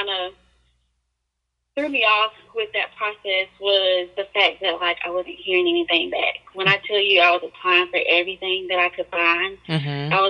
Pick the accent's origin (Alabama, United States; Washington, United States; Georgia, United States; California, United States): Alabama, United States; Birmingham; I am from Birmingham, Alabama